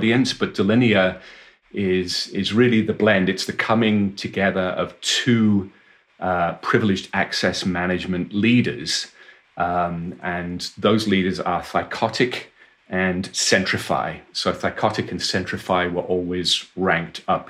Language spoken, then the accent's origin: English; Wales, United Kingdom; I was born and raised in Wales in the United Kingdom, and I went to university there